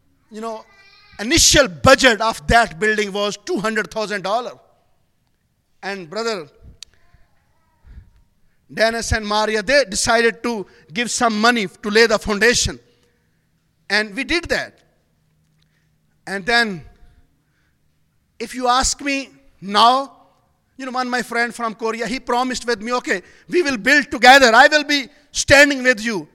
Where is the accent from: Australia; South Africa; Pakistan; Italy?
Pakistan; I'm from Pakistan